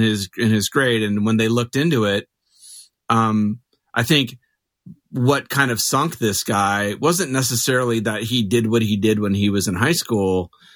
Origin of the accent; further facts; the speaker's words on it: Mesa, Arizona, United States; also born or lived in Phoenix, Arizona; I grew up in Mesa. I live in Phoenix